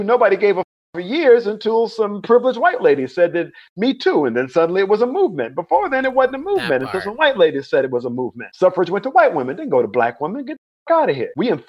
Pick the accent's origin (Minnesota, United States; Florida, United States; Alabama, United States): Alabama, United States; Mobile; now in North Carolina, United States; I was born in Mobile, Alabama. I grew up in the Deep South